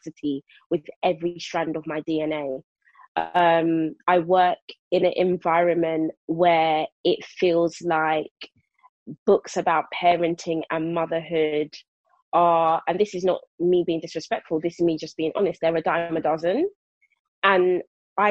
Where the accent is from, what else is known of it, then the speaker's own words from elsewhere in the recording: London, United Kingdom; moved away as an adult; now in Milton Keynes, United Kingdom; Born and raised in South London, Brixton to be precise. Now living my best country life out in Buckinghamshire, aka Milton Keynes.